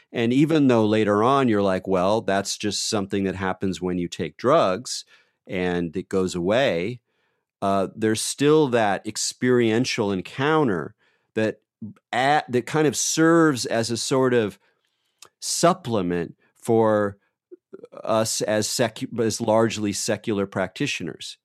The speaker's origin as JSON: {"language": "English", "region": "California", "country": "United States", "said": "I'm from California"}